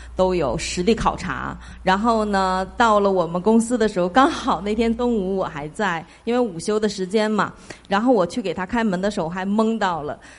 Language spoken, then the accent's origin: Chinese; Guangzhou, Guangdong, China; now in United States; 那我这边呢是从广州过来的